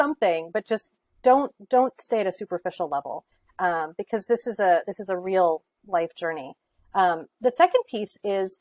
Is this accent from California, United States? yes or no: yes; California, United States; also born or lived in Greenwich, Connecticut; now in Connecticut, United States; I grew up in California